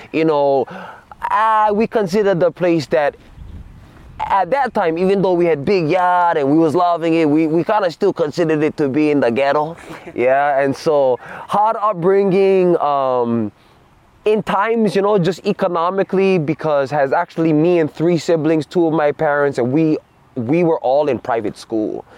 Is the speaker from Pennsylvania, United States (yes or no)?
no; Oahu, Hawaii, United States; also born or lived in Papakolea, Oahu / Kaneohe, Oahu; I come from Oahu aloha my ohana been on Oahu long time